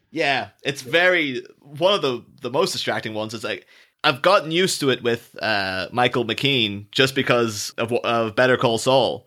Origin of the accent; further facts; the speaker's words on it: Ireland; I'm not English, I'm Irish.